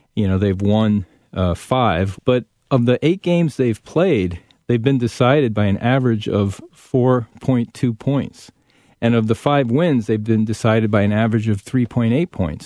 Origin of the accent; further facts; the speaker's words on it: Windsor Locks, Connecticut, United States; I grew up in outside of Hartford in Windsor Locks